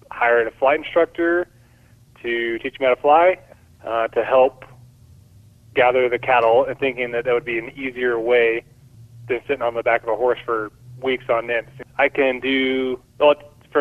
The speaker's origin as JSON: {"language": "English", "town": "Bakersfield", "region": "California", "country": "United States", "tie": "born or raised there", "said": "I grew up in Bakersfield"}